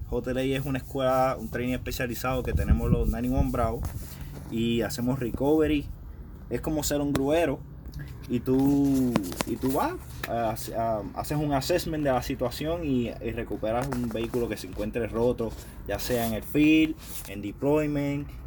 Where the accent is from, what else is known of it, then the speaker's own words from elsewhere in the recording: Humacao, Puerto Rico; yo soy de Humacao, Puerto Rico, tengo 25 años, llevo 4 años en el Army